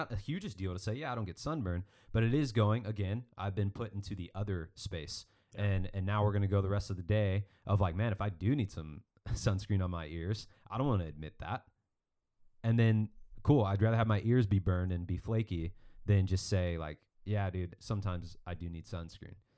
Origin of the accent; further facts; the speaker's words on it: Mesa, Arizona, United States; growing up in Northeast Mesa, Arizona